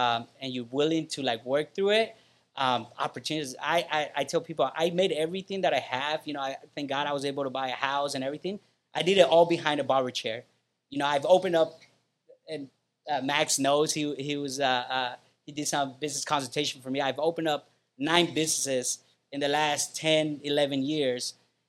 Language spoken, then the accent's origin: English; Guatemala; now in Chula Vista, United States; I love to say I'm from Guatemala. I love to say I'm an immigrant. I love to say I grew up in the hood.